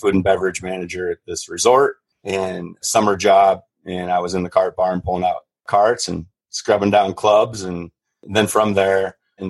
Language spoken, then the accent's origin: English; Idaho, United States; also born or lived in Montana; I grew up in a small town here in Idaho on the Salmon River, graduated with 20 other kids.